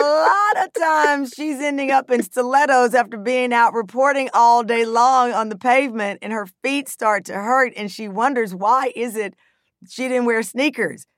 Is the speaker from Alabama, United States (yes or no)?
no; Texas, United States; I grew up in Texas, and in the sixth grade, I learned about the Holocaust